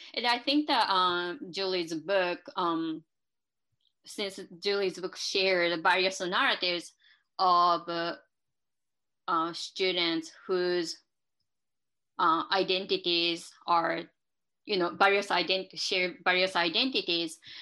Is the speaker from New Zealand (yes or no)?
no; Japan; moved away; I live in uh, two different cultures and two different ideologies because I'm from Japan and I still follow some perspectives that um, I developed by living in Japan